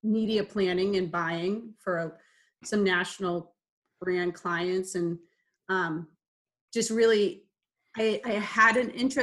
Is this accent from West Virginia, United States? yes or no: no; Hanover, Massachusetts, United States; also born or lived in South Boston, Massachusetts / Marshfield, Massachusetts; I actually grew up in Hanover